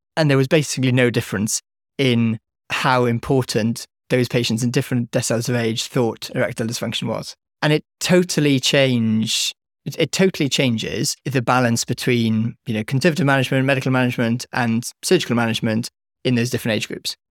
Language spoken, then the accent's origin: English; Wales, United Kingdom; moved away as an adult; come back to Wales, set up a company in Wales. You know, I'm Welsh speaking.